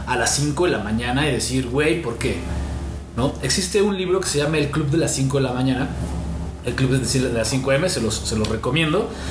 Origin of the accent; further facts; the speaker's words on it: Mexico; nos tachan como mexicanos